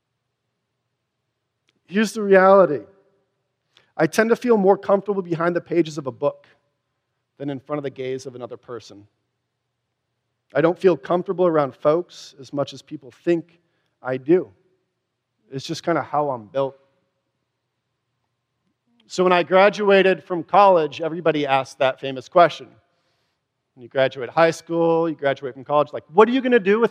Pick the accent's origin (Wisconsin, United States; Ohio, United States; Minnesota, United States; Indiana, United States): Wisconsin, United States; accent: Wisconsin; Door in Wisconsin, if you can tell from my accent